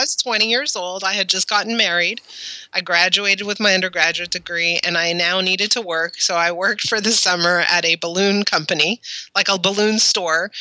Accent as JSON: {"language": "English", "town": "Montreal", "region": "Quebec", "country": "Canada", "tie": "born or raised there", "also_born_or_lived": "Ottawa", "moved": "as an adult", "said": "so I grew up in Montreal, and in Montreal, you start high school in grade seven"}